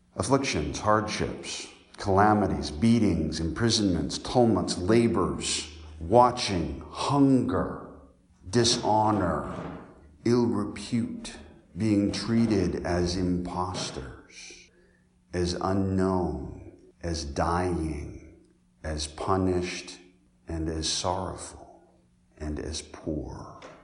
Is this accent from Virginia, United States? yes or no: no; Colorado, United States; now in Decatur, Illinois, United States; I grew up in Colorado